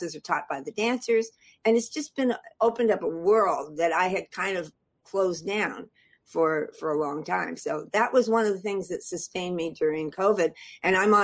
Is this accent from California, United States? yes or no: yes; Los Angeles, California, United States; moved away as an adult; now in San Francisco Bay Area, United States; I grew up in Hollywood